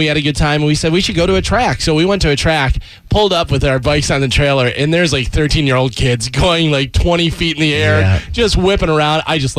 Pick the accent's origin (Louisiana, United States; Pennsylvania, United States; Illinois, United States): Illinois, United States; now in Florida, United States; I grew up in Illinois and I rode all the time, like since I was 5 years old.